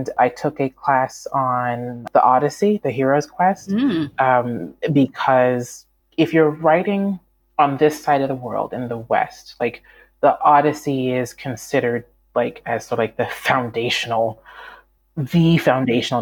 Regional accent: Canada; moved away; also born or lived in United States / Malawi; I grew up in Canada

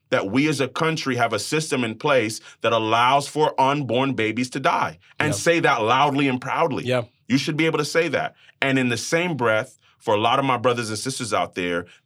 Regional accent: Brooklyn, New York, United States; I am Jamaican American. My family's from the island of Jamaica, so my mom and dad were born and raised, and uh, I was born in Brooklyn, New York. Go Nets, go hmm.

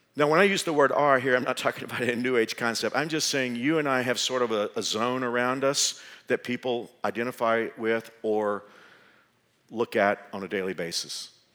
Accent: Texas, United States; moved away as an adult; now in Kansas, United States; being a Texan

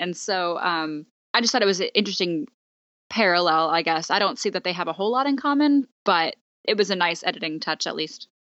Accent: Texas, United States; We're from Texas, so that's an important cultural part of our, uh, upbringing

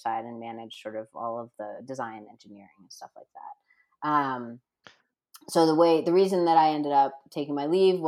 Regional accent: Rhode Island, United States; moved away as an adult; now in Denver, United States; now I'm in Denver, right? And I grew up in Rhode Island

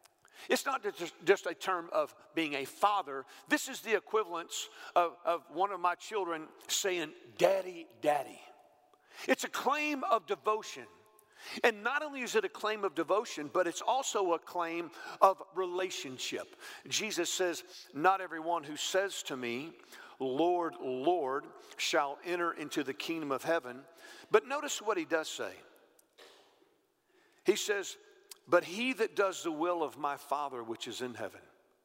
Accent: the South, United States; I've been all over the South. I've been preaching for years. I grew up in the South

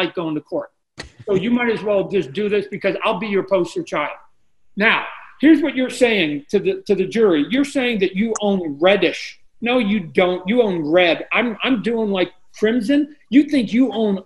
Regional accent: Canada; moved away

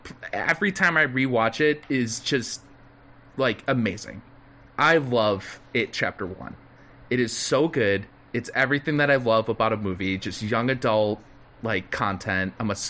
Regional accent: McHenry, Illinois, United States; with my hometown with the McHenry Theater, the McHenry Outdoor Theater.

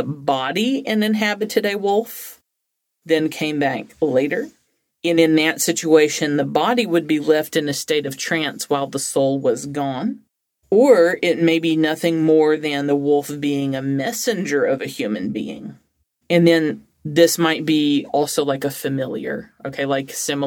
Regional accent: Alabama, United States; I'm from Alabama

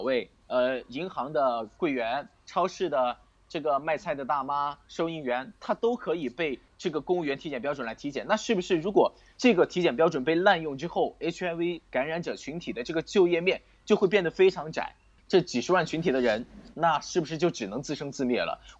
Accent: Sichuan, China; 我是四川人，我的户口在四川成都。然后我的上一份工作是在四川内江，内江是四川的一座地级市。嗯，当时我就觉得说内江距我的家乡比较近。

